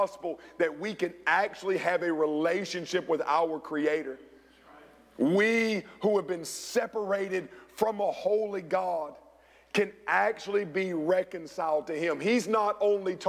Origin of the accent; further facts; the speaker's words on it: Rock Hill, South Carolina, United States; my hometown of Rock Hill, South Carolina